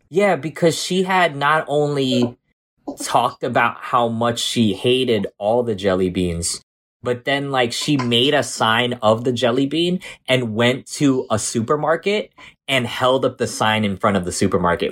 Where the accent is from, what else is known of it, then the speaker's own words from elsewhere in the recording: Jersey City, New Jersey, United States; also born or lived in South Amboy, New Jersey / Sayreville, New Jersey; I was growing up in Jersey City, so there was Filipinos everywhere